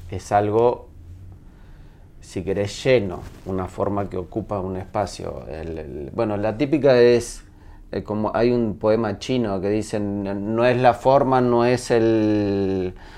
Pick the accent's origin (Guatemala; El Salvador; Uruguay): Uruguay; accent: Uruguayan; moved away as an adult; now in Chile; soy de Uruguay, nací en Uruguay, viví hasta los 21 en Uruguay, pero mi madre es chilena